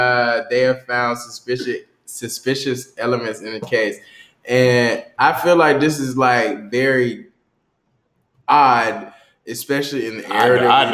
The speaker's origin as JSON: {"language": "English", "town": "Douglasville", "region": "Georgia", "country": "United States", "tie": "born or raised there", "moved": "as an adult", "lives_now": "Washington, D.C., United States", "said": "and he's from my hometown. Culture. Shout out to Douglasville."}